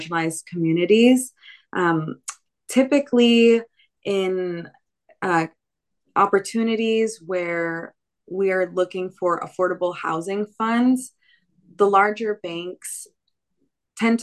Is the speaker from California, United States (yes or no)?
yes; San Jose, California, United States; I was born and raised in San Jose